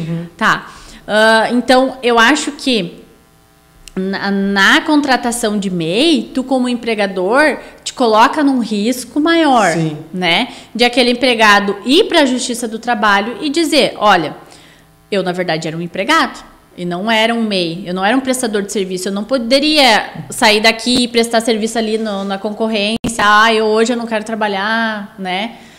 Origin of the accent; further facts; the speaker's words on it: Sapiranga, Rio Grande do Sul, Brazil; sou natural de Sapiranga, nasci aqui, me criei aqui, não tenho pretensão de sair de Sapiranga